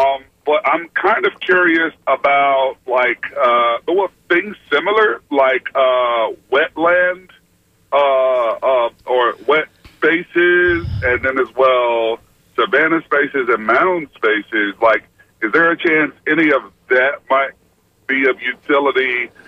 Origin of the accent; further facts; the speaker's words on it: Tampa, Florida, United States; I'm actually from Tampa, but I'm just on the road.